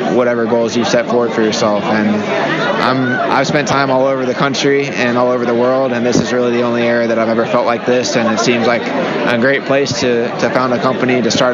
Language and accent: English; Charlotte, North Carolina, United States; also born or lived in Silicon Valley, California; Charlotte, North Carolina.